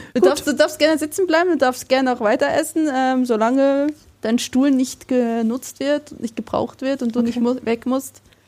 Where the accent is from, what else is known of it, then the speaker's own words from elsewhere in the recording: Bern, Switzerland; now in Germany; ich komme aus dem Kanton Bern